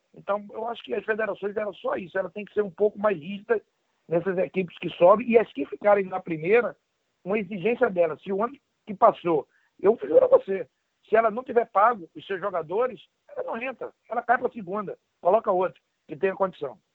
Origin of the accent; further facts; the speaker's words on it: Northeast Region, Brazil; moved away as an adult; also born or lived in São Paulo / Campinas / Madrid; eu sou nordestino